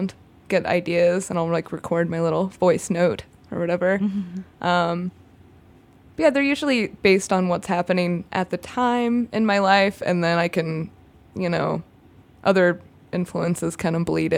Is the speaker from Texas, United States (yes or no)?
no; Kansas, United States; now in Chicago, United States; I'm from Kansas